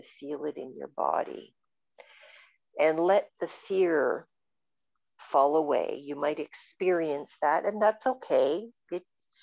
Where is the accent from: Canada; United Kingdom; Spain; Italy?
Canada; I'm very Canadian